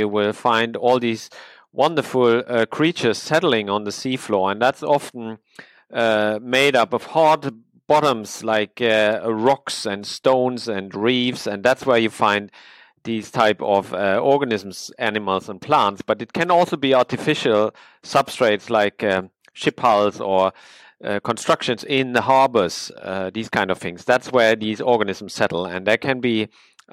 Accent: Sweden; I'm from Sweden.

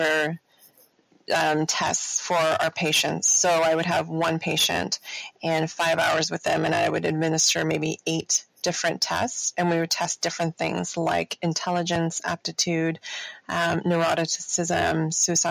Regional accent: Toronto, Ontario, Canada; I was born and raised in Toronto.

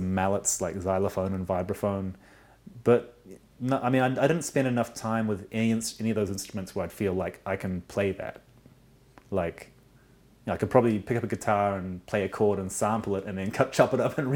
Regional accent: Auckland, New Zealand; I was born and grew up mostly in Auckland, New Zealand.

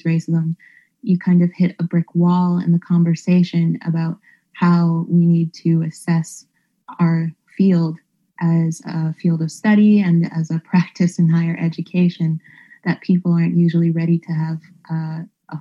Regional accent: Canada; moved away; as a Canadian

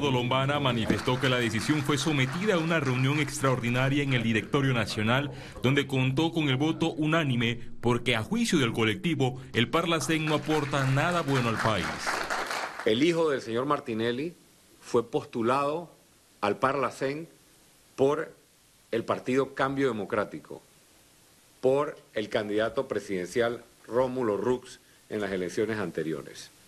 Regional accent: Panama; Creo que los más perjudicados somos los panameños

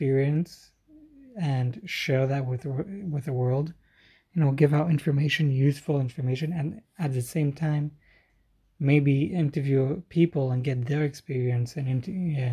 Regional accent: Israel; I am from Israel

